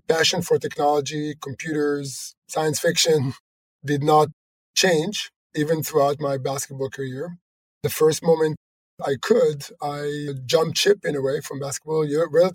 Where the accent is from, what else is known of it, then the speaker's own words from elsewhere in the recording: Jerusalem, Jerusalem District, Israel; moved away as an adult; also born or lived in Silicon Valley; I was born in Israel, in Jerusalem.